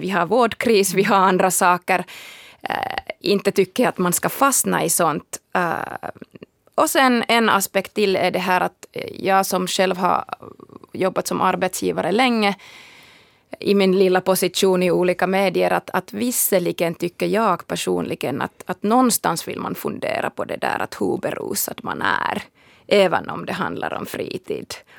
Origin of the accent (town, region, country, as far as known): Finland